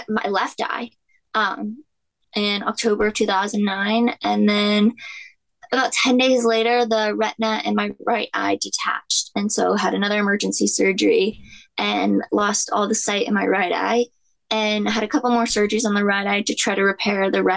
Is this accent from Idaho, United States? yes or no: no; Charlotte, North Carolina, United States; I was born in Charlotte, North Carolina